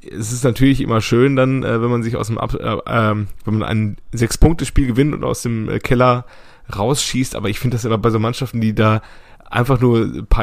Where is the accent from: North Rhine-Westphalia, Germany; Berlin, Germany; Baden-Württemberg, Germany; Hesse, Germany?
Baden-Württemberg, Germany; Stuttgart; muss man als Stuttgarter dann natürlich auch sagen